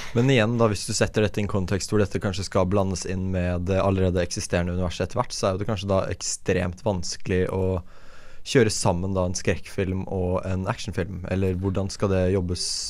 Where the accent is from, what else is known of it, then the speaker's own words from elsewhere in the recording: Fredrikstad, Østfold, Norway; jeg kommer jo fra Fredrikstad, som har Norges beste kino åtte år på rad